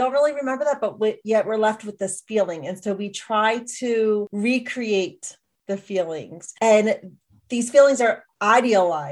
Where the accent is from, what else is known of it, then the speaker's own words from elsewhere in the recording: Philadelphia, Pennsylvania, United States; moved away as an adult; now in Montana, United States; I'm actually an East Coast native though, born and raised in Philadelphia